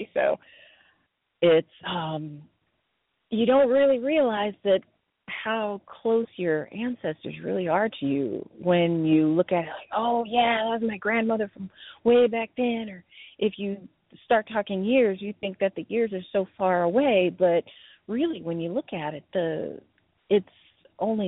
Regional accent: New Orleans, Louisiana, United States; moved away as an adult; now in Los Angeles, United States; I grew up in New Orleans in the 70s

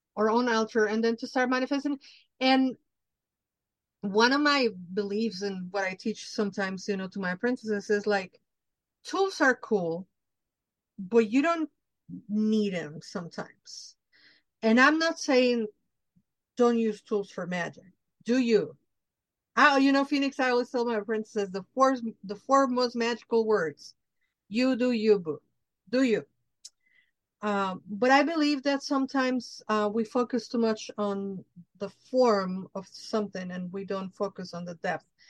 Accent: Mexico City, Mexico; I'm Mexican from Mexico. I grew up in Mexico City

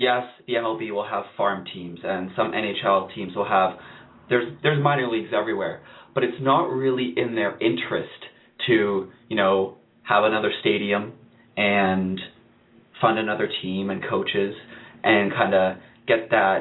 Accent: Canada; I'm Canadian, and I don't even watch the CFL

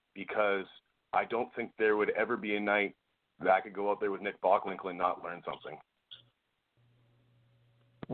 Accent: Red Deer, Alberta, Canada; in my hometown where I grew up, of Red Deer, Alberta

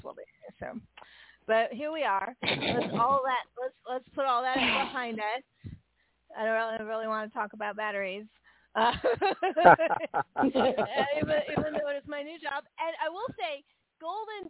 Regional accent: San Francisco, California, United States; now in the South, United States; I grew up in San Francisco.

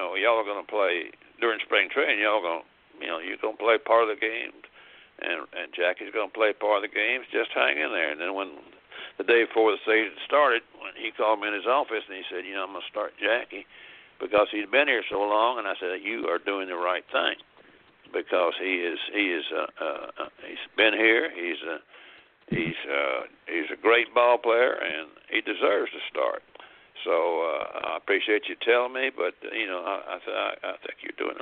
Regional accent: the South, United States; I've been all my life growing up in the South

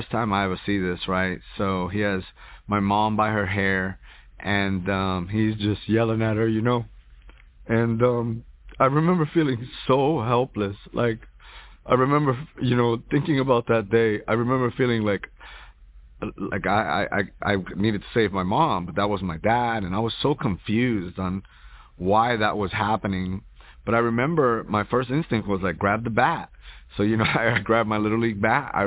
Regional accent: Hoboken, New Jersey, United States; born or raised there; also born or lived in New York; now in Houston, United States

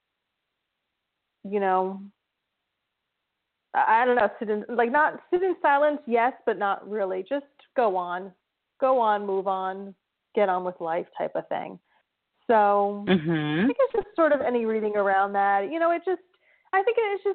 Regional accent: New Jersey, United States; New Jersey

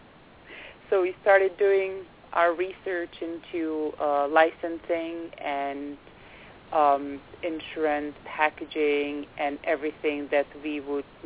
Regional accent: Czechia; now in Berkshires, Massachusetts, United States; Originally, I am from the Czech Republic, and I came here about 15 years ago, and I've moved to the Berkshires in Western

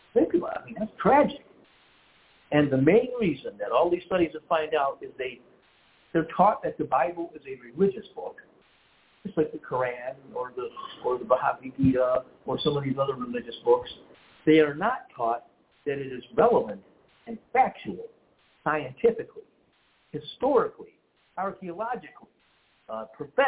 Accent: Detroit, Michigan, United States; We're from Detroit

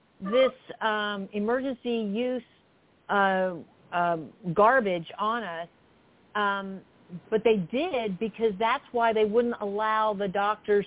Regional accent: Florida, United States; I'm from Florida as well.

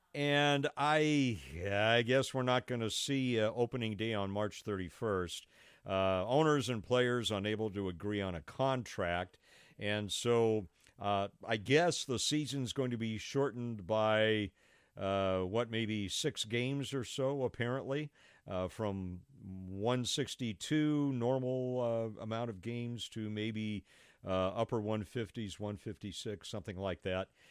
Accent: Los Angeles, California, United States; moved away; I grew up in Los Angeles, and so I grew up with the baseball team that's in Los Angeles

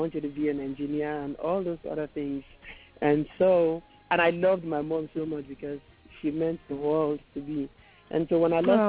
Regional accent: Nigeria; accent: Nigerian; moved away as an adult; now in United States; I was born in Nigeria and to the family of four, and my dad is a musician.

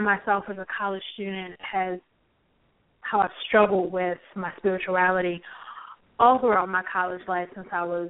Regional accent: Baltimore, Maryland, United States; I was raised in New Shiloh Baptist Church

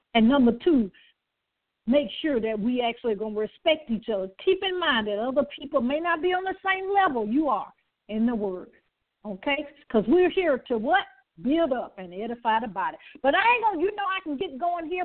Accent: the South, United States; I'm from the South

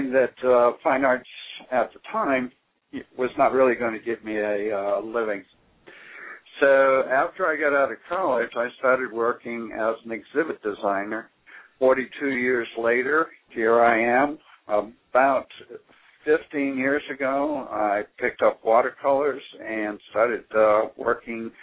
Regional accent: Boston, Massachusetts, United States; I was raised around the Boston area

